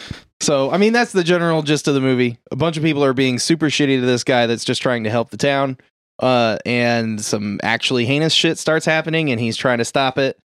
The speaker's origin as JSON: {"language": "English", "town": "Boston", "region": "Massachusetts", "country": "United States", "said": "I'm from Boston."}